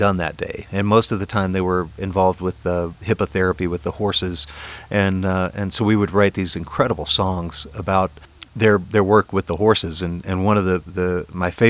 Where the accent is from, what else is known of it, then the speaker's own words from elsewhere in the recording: East Coast, United States; also born or lived in North Carolina; I grew up on the East Coast. I was always an East Coast person.